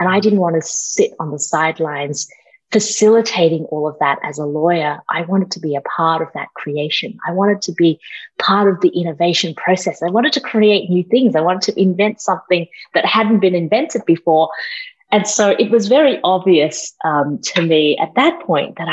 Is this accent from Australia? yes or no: yes; Australia; also born or lived in Malaysia; I grew up in Australia, that's the accent.